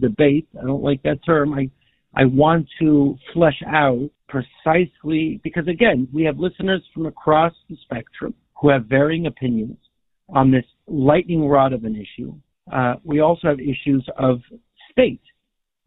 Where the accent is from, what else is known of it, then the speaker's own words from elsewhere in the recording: Toronto, Ontario, Canada; a friend of mine who I grew up with in Toronto